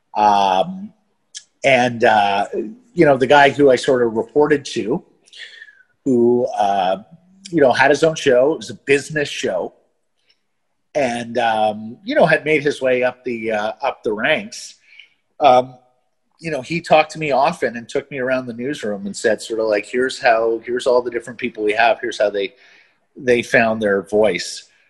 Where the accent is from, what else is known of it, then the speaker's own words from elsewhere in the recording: Calgary, Alberta, Canada; also born or lived in Montreal; And then my family moved to Calgary